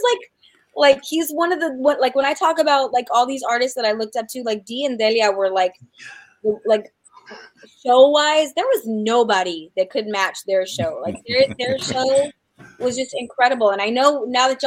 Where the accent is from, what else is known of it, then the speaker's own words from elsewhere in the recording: New Mexico, United States; New Mexico's my home state